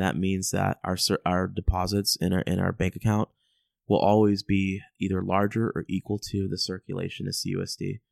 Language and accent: English; United States; I'm an American